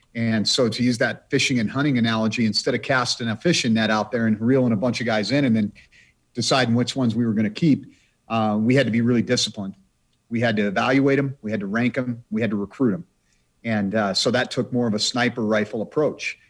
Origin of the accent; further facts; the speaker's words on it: Idaho, United States; now in Montana, United States; my home state of the, the state of Idaho